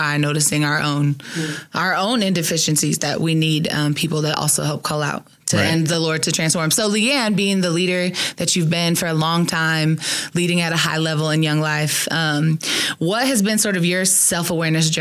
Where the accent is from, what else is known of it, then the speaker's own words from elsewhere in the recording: Southern California, United States; now in Tempe, United States; I'm from Southern California